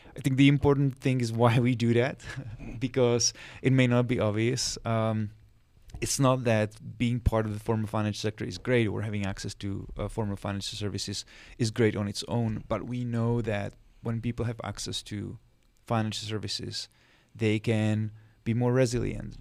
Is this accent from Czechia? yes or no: yes; Czechia; moved away as an adult; now in Washington, D.C., United States; I'm originally from Czech Republic. That's where I was born, where I grew up.